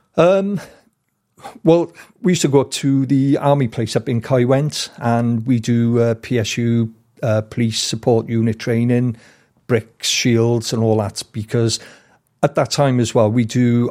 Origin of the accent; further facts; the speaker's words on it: Wales, United Kingdom; we're from Wales